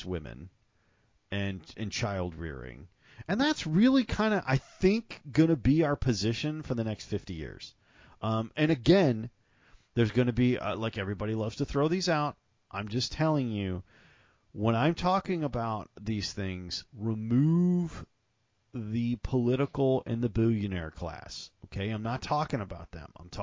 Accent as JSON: {"language": "English", "region": "the South", "country": "United States", "said": "I'm from the South. That's kind of how we think about things down here"}